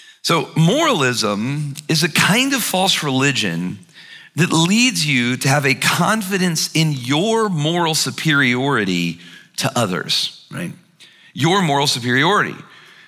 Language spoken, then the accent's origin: English; Alabama, United States; I'm from Alabama